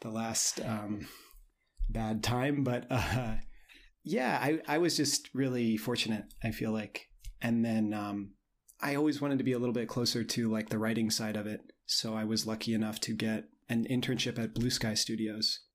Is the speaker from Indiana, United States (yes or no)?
yes; Indiana, United States; moved away as an adult; I grew up in Indiana